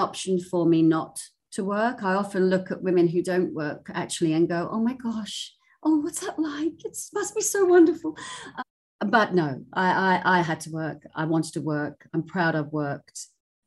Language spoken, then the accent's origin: English; England, United Kingdom; moved away as an adult; also born or lived in Hong Kong; now in Sydney, Australia; I'm from England